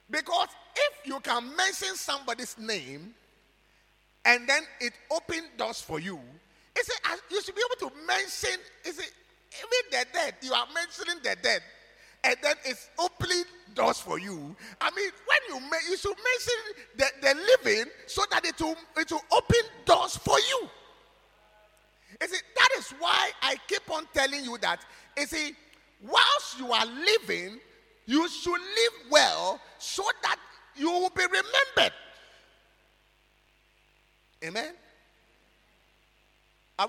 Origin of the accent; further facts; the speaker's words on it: Ghana; you say you are a Ghanaian